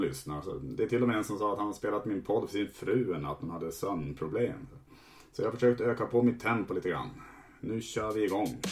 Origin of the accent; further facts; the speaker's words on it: Sweden; vi svenskar